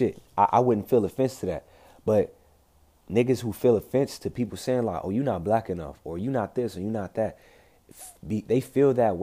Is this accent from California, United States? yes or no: yes; Compton, California, United States; I'm from Compton, bro. I'm from South Central Los Angeles